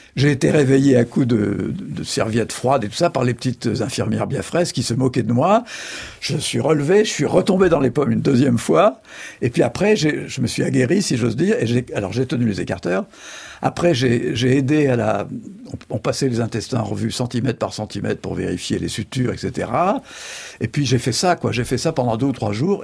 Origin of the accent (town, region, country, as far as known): Charente, Nouvelle-Aquitaine, France; born or raised there; also born or lived in Algiers, Algeria; now in Angoulême, France